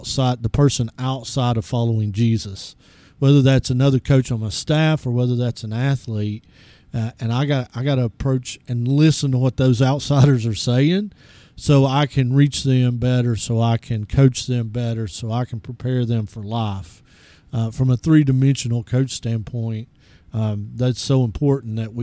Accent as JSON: {"language": "English", "region": "East Tennessee", "country": "United States", "tie": "born or raised there", "said": "When I was growing up in East Tennessee, everybody had a church"}